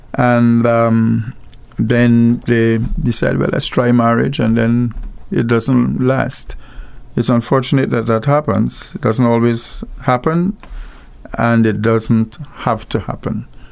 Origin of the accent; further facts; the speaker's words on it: Guyana; now in Antigua and Barbuda; I come from, I was born in Guyana, where there's gold